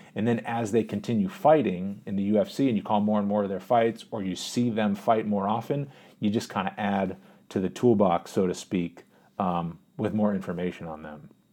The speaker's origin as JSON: {"language": "English", "town": "Boston", "region": "Massachusetts", "country": "United States", "tie": "born or raised there", "also_born_or_lived": "Pittsburgh", "said": "I was born in the Boston area, moved to Pittsburgh when I was a real little kid, like two years old. lived there until I was six years old and then moved back to the Boston area"}